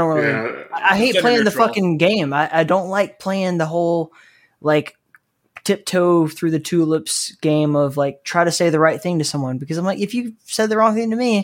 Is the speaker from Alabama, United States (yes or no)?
yes; Alabama, United States; I grew up in Alabama.